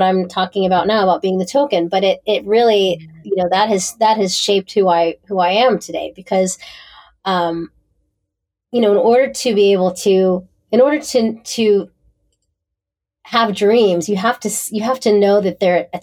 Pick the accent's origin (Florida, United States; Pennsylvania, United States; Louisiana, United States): Pennsylvania, United States; Pittsburgh; moved away; I grew up in Pittsburgh, Pennsylvania